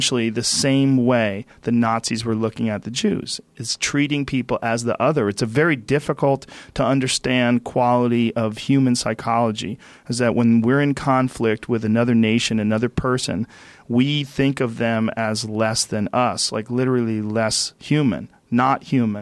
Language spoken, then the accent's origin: English; New Jersey, United States; now in California, United States; I was born in New Jersey.